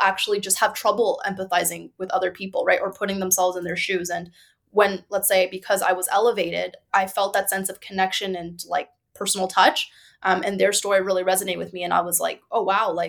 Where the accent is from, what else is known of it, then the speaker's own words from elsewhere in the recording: Markham, Ontario, Canada; now in Toronto, Canada; I grew up in Markham. So my parents are from China